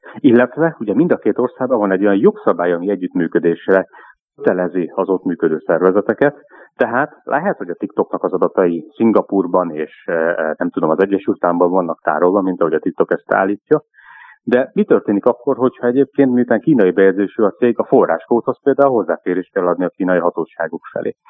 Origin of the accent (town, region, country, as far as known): Hungary